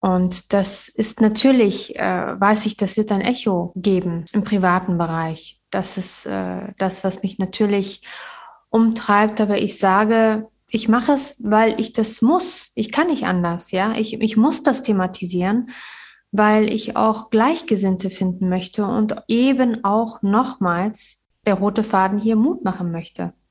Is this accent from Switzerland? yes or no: no; Kabul, Afghanistan; now in Münster, Germany; Ich bin 1980 mit meiner Familie aus Kabul nach Münster geflüchtet und habe sehr schöne Erinnerungen und äh, Erfahrungen gemacht